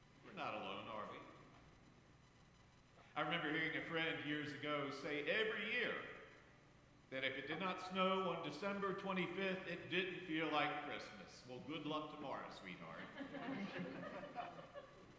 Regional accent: Harrisonburg, Virginia, United States; Growing up in Harrisonburg in the late 1960s

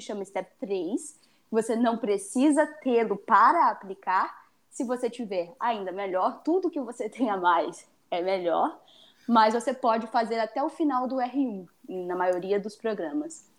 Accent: Brazil; a gente é brasileiro

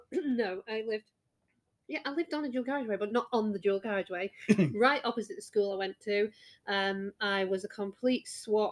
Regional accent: Blackpool, North West England, United Kingdom; I was born and raised in Blackpool

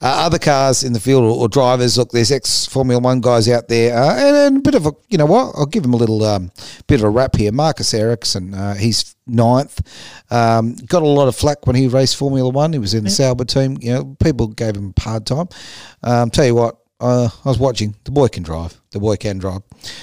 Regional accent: Australia; as an Aussie

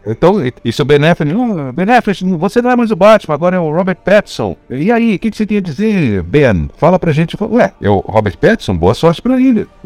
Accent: Pará, Brazil; eu sou paraense

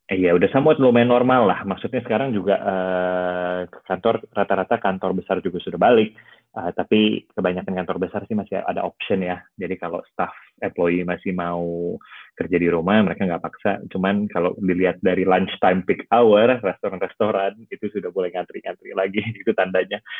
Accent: Perth, Western Australia, Australia; also born or lived in Jakarta / Sydney; now in London, United Kingdom; uh, lahir di Jakarta. Jadi actually di Australia ya, dulu gue sekolah di Perth, udah gitu uni di Sydney.

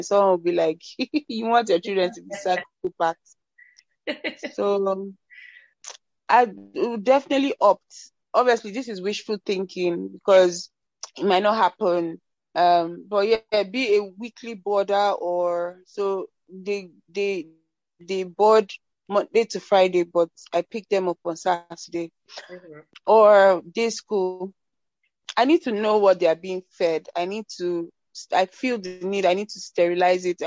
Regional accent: Nigeria; growing up in Nigeria

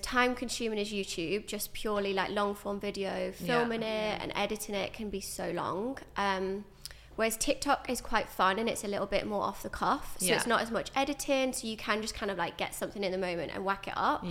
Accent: Stafford, West Midlands, United Kingdom; moved away as an adult; now in London, United Kingdom; I am originally from the Midlands in Stafford, and then I moved to London.

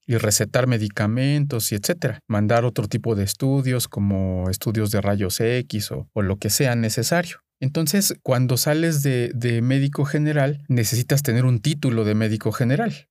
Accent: Mexico

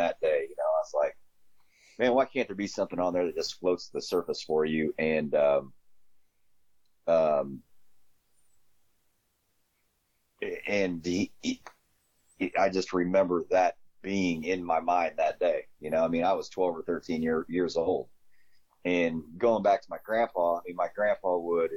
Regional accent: Glasford, Illinois, United States; also born or lived in Mapleton, Illinois / Kingston Mines, Illinois; I'm from Illinois. I'm from a little town called Glassford, Illinois. Glassford, Mapleton, Kingston Mines. I'm actually from all three

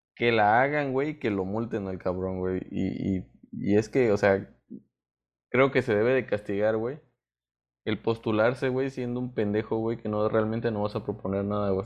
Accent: Mexico; como mexicanos

